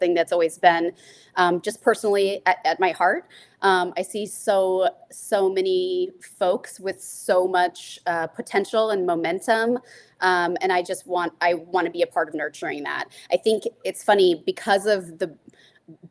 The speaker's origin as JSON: {"language": "English", "region": "Nebraska", "country": "United States", "tie": "born or raised there", "moved": "yes", "said": "I grew up in Nebraska"}